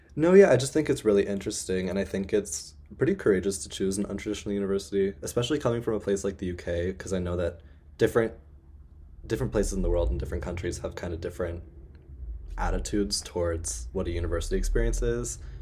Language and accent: English; northern Colorado, United States; also born or lived in Illinois / Germany; now in Netherlands; I'm currently here in northern Colorado, For those of you who have been following me for a while, you would know that this is where I'm from. Um, I was born in Illinois, and then I moved here for eleven years before moving to Germany